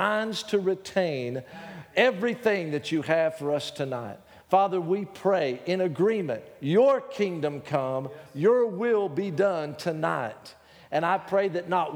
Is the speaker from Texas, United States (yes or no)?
yes; Texas, United States; accent: Texas; my Texas accent